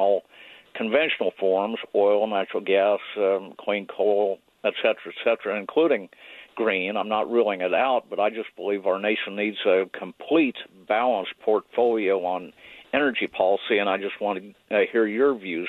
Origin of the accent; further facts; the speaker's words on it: Kansas, United States; now in Provo, United States; where I grew up in Kansas